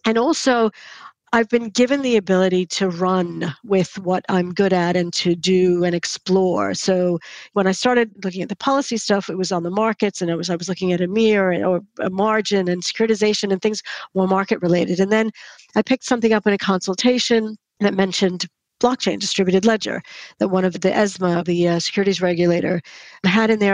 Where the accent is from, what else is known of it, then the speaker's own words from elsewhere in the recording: United States; moved away; because I'm American, I don't have family here.